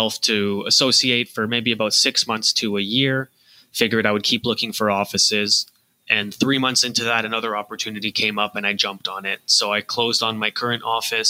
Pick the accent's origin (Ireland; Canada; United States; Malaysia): Canada; I am Canadian.